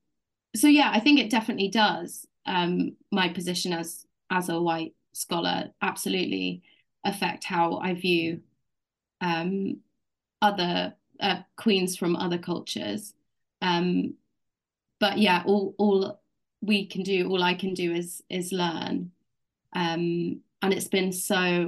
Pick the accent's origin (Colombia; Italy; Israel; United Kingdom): United Kingdom; I grew up in Britain, in the UK. I'm white British